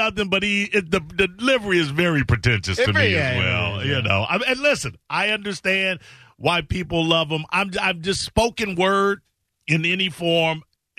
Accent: Chicago, Illinois, United States; moved away; also born or lived in Columbus, Ohio; I come from Chicago, and then there I spent a decade in Columbus, Ohio.

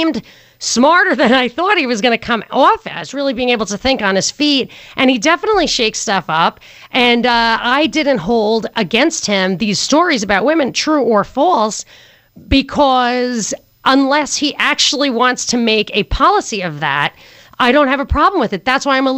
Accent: New York, United States; accent: Yankee; I grew up in New York

